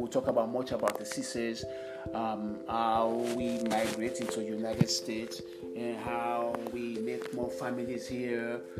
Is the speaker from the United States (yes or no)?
no; Sierra Leone; 1965 in Sierra Leone, where I came from, and I had 10 school in Sierra Leone.